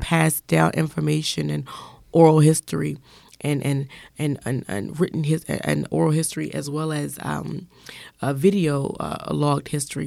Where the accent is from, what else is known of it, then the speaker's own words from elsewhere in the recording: Washington, District of Columbia, United States; born and raised in Southeast Washington